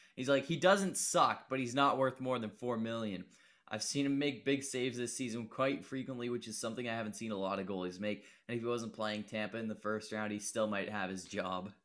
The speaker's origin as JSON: {"language": "English", "region": "Nova Scotia", "country": "Canada", "said": "I'm from Nova Scotia"}